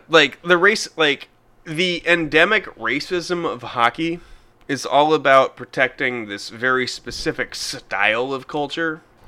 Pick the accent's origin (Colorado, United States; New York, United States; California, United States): Colorado, United States; Denver; my hometown, Denver